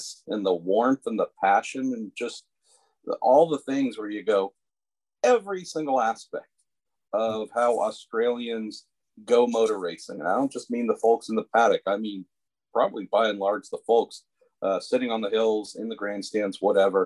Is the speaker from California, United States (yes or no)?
yes; Northern California, United States; born and raised in Northern California here